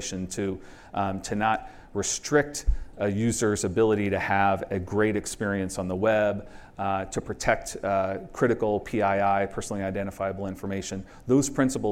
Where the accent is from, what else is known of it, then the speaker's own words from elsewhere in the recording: United States; moved away as an adult; now in Canada; I'm American and recently Canadian.